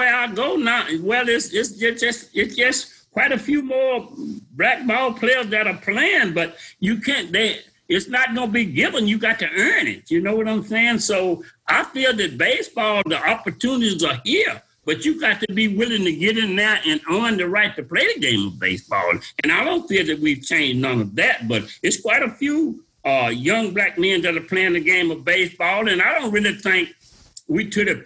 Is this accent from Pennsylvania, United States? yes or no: no; Louisiana, United States; I was from Louisiana